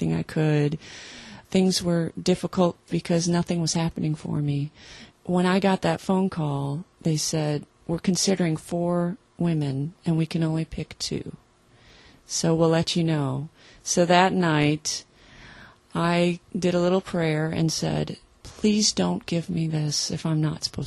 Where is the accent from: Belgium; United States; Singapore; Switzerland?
United States; Wisconsin; we're from Wisconsin, so it was Lutheran